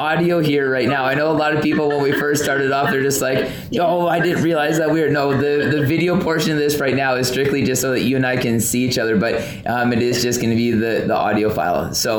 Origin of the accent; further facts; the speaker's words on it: Southern Alberta, Canada; now in British Columbia, Canada; I'm from Southern Alberta where, you know, it's a very dry cold too. It can be like, you know, minus 30 in Southern Alberta, and it's cold, but it's a lot different kind of cold than coastal BC.